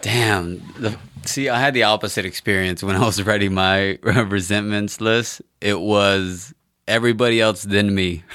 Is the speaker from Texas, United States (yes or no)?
yes; Texas, United States; I'm from Texas